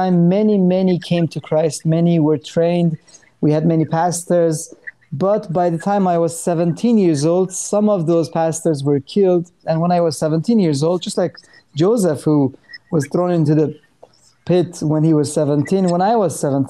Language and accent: English; Iran; moved away; I'm Armenian from Iran.